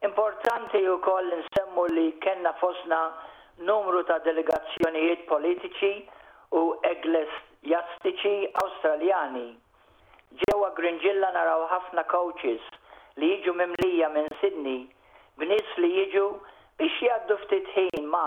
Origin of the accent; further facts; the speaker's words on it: Malta; now in Wollongong, Australia; Bħala Maltin aħna għanna nkunu gburin b'din l-art